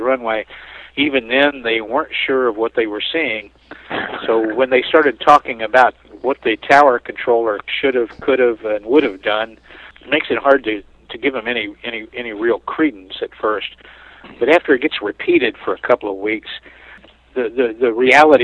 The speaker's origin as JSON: {"language": "English", "region": "southern Indiana", "country": "United States", "tie": "born or raised there", "moved": "yes", "said": "I was visiting my home town in southern Indiana, only about 45 miles from Lexington"}